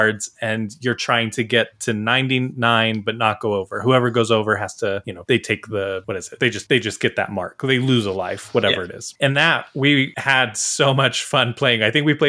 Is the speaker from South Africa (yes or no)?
no; United States; me as an American